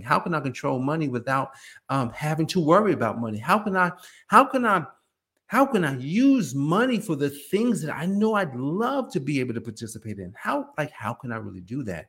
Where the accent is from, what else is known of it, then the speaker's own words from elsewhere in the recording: Newark, New Jersey, United States; we were growing up in Newark, New Jersey